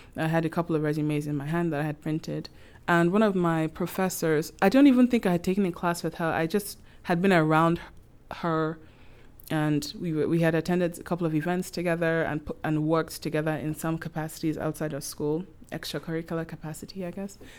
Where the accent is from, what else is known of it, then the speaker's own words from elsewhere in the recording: Nigeria; moved away as an adult; now in Prince Edward Island, Canada; I, I'm from Nigeria, and I've been in P E I for over seven years now.